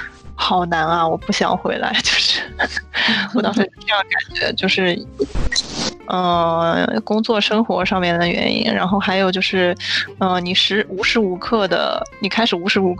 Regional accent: China; 也有可能是因为我本身是中国人的原因。

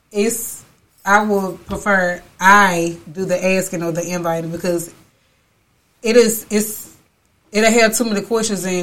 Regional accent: Chattanooga, Tennessee, United States; I'm from Chattanooga.

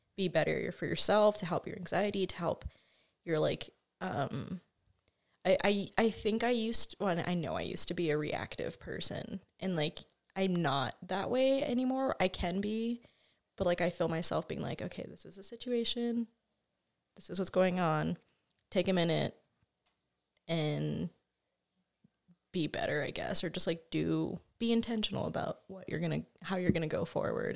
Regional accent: Albuquerque, New Mexico, United States; also born or lived in Moriarty, New Mexico; I grew up born and raised in Albuquerque

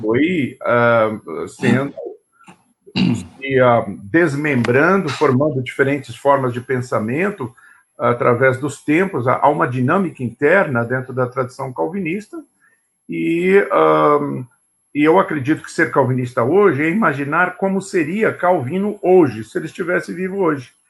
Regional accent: São Paulo, Brazil; nasci nessa família presbiteriana em São Paulo

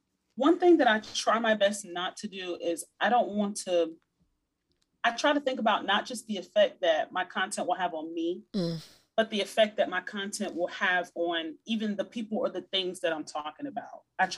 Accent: Hampton Roads, Virginia, United States; I'm from Virginia.

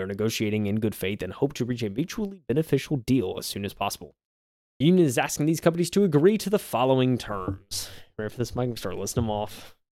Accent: South Carolina, United States; I grew up in South Carolina, I've lived here my whole life

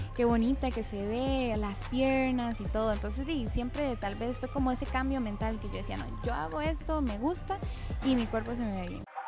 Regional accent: Ciudad Quesada, Alajuela, Costa Rica; Yo nací aquí en San Carlos, en el Hospital de Ciudad Quesada

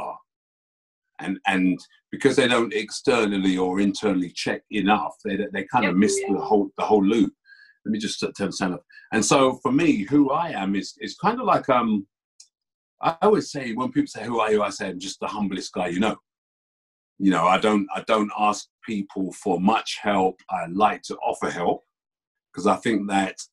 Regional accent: London, United Kingdom; I was born and bred in Tottenham. Born and bred in Tottenham.

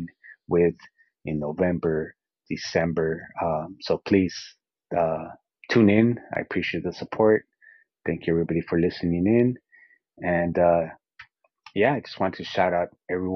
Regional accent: Azusa, California, United States; Azusa, my hometown

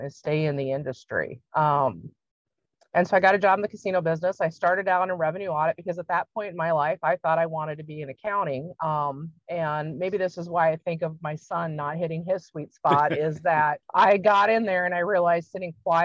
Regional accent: Washington, United States; moved away as an adult; also born or lived in Oregon; now in Iowa, United States; I grew up in Washington State

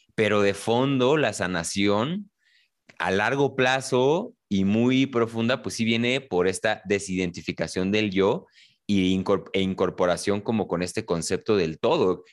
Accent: Mexico City, Mexico; los dos somos quizá de la Ciudad de México

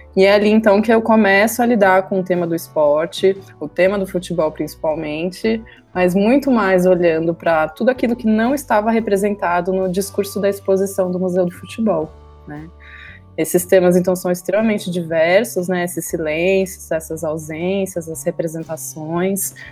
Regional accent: Campinas, São Paulo, Brazil; eu sou de Campinas

